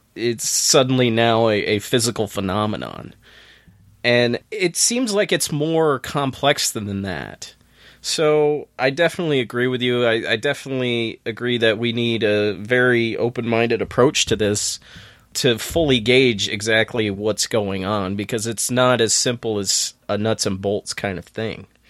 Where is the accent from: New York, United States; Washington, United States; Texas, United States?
New York, United States; Saranac Lake; my neck of the woods in my hometown